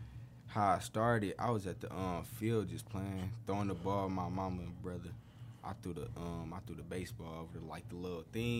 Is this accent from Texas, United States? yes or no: no; Detroit, Michigan, United States; We from Detroit, literally.